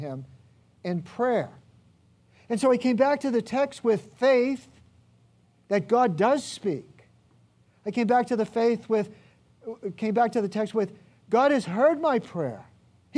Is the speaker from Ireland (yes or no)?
yes; Ireland; I'm Irish